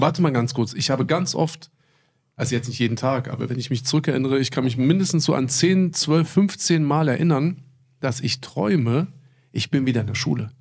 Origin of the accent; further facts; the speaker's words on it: Berlin, Germany; also born or lived in Bad Soden; bin ich das letzte Jahr, also die sechste Klasse, bin ich ja wieder zurück. Das war nach, nach Mauerfall, 89, 90. War ich dann hier in Marienfelde auf der Grundschule